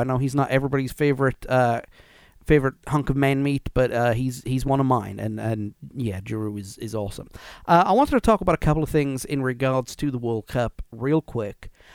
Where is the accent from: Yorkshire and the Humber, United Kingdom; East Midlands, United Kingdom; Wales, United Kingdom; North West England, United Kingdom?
Wales, United Kingdom; we are not English.